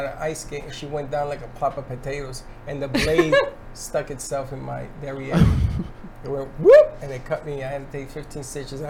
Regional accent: Puerto Rico; moved away; I grew up in Puerto Rico and I played football there

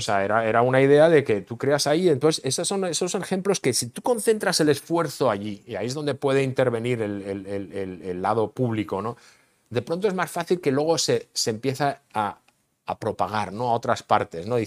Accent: Barcelona, Catalonia, Spain; also born or lived in Madrid; now in Austin, United States; nací en Barcelona

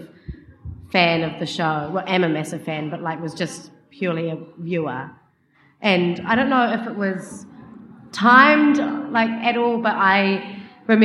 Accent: New Zealand; I'm from New Zealand

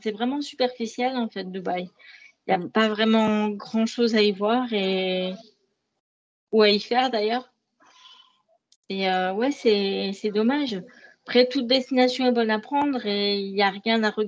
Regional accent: France; En tant que Français, on pourrait la visiter plus, mais on ne le fait pas.

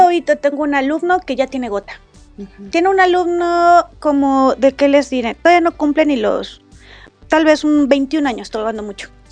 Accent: Mexico; todos somos mexicanos independientemente de donde vengamos

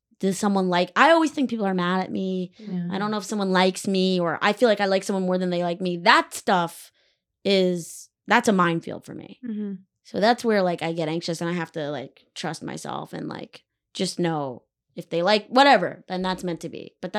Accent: Weston, Connecticut, United States; I'm just fucking with you. I grew up in Weston, Connecticut.

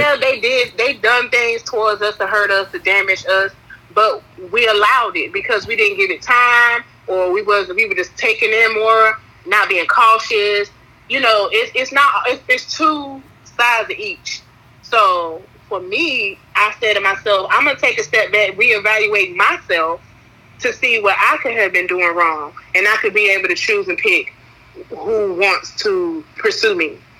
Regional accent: North Carolina, United States; I'm from Wide Awake Two Five Two.

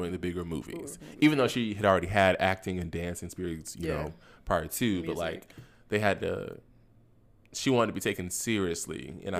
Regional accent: Florida, United States; I'm from Florida, so I know.

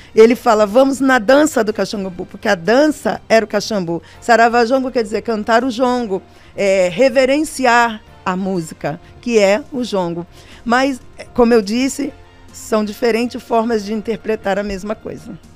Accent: Barra do Piraí, Rio de Janeiro, Brazil; moved away; also born or lived in São Paulo; Eu venho do estado do Rio de Janeiro, uma cidade chamada Barra do Piraí, que é o meu lugar

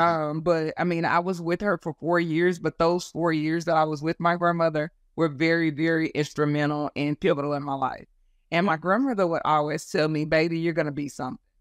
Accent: Texas, United States; also born or lived in California; I was born in Texas, raised in California, when my parents divorced and then came back to Texas when I was ten

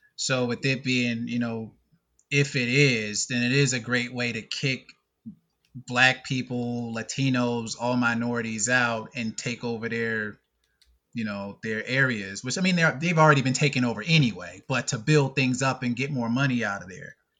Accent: North Carolina, United States; growing up in North Carolina

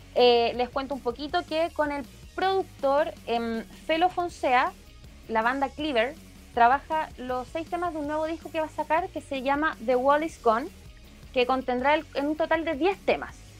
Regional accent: Chile; por nuestro querido país

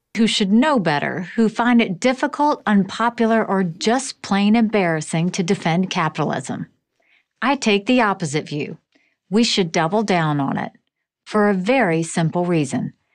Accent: South Carolina, United States; I grew up in South Carolina as the daughter of Indian immigrants

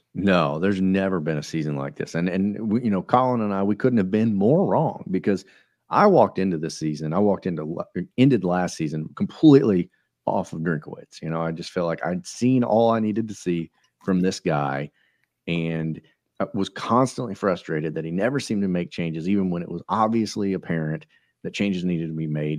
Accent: Russellville, Missouri, United States; we're from Russellville, Missouri, and I think we got a population of 670 folks

